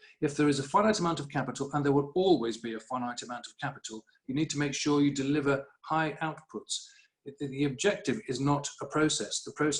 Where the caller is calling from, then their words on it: Harrogate, Yorkshire and the Humber, United Kingdom; I'm speaking from Harrogate now